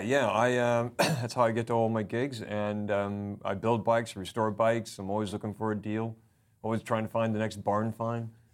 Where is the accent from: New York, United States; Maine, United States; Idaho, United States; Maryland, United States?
Idaho, United States; now in United Kingdom; my home state, Idaho